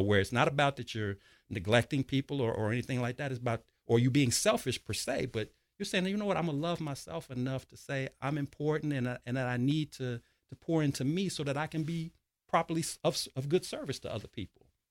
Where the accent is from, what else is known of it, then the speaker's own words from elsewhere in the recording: Chicago, Illinois, United States; I'm originally from Chicago, Illinois, born and raised south side of Chicago